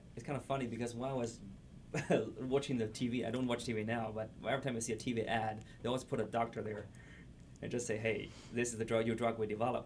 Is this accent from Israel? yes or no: no; China; now in La Crosse, United States; I came from China